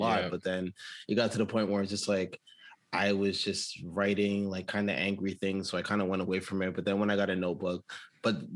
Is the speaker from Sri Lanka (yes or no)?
no; Toronto, Ontario, Canada; I come from Scarborough